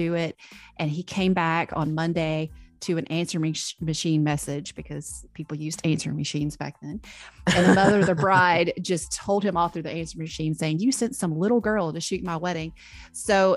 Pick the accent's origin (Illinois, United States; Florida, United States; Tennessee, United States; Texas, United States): Tennessee, United States; Memphis; now in Nashville, United States; I grew up in Memphis